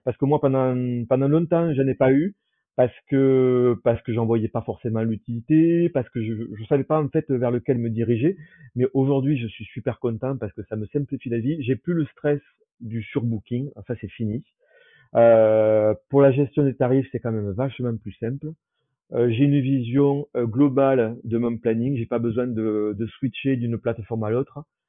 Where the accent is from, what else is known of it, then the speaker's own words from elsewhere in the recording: Toulouse, Occitania, France; moved away as an adult; also born or lived in Saarbrücken, Germany / Aix-en-Provence; now in Paris, France; je suis euh, de Toulouse, euh, mais maintenant j'ai plus trop de famille. Euh, il, me reste ma sœur euh, qui est dans la région